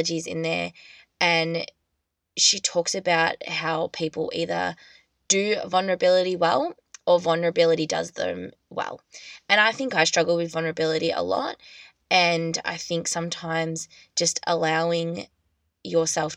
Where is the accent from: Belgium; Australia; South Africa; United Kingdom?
Australia; I'm just an Australian girl